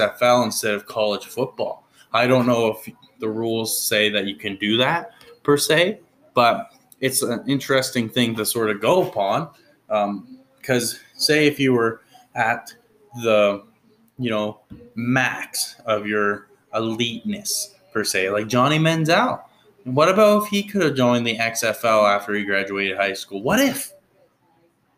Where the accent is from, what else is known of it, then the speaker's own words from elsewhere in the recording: New Brunswick, Canada; I grew up in New Brunswick